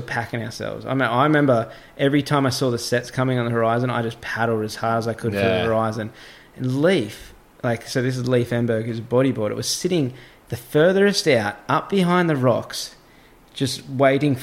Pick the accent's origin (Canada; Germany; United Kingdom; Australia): Australia; I'm Australian